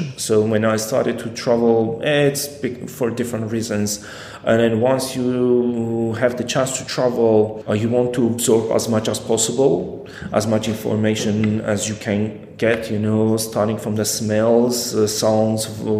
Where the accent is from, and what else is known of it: Armenia; English is a second language; moved away as an adult; also born or lived in Yerevan / Cambodia